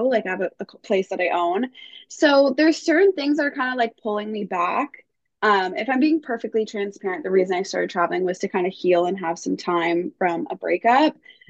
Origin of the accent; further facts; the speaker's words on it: Toronto, Ontario, Canada; moved away as an adult; now in Mexico; I'm originally from Toronto, Canada, but I'm currently in Sausalito, Mexico, which like no one has heard of. So it's near Puerto Vallarta